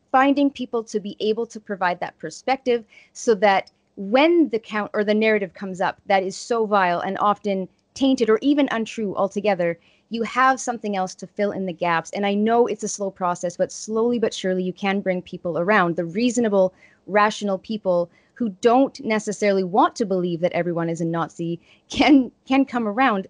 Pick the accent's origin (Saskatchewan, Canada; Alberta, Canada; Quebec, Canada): Saskatchewan, Canada; Estevan; my hometown in Estevan